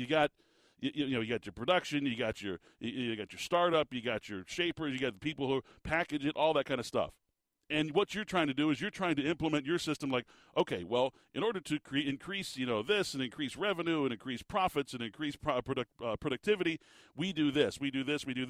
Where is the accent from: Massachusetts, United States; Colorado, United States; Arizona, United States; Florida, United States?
Arizona, United States; Tucson; I was born in Tucson, listening to the games, sitting on the hearth next to my grandfather on the radio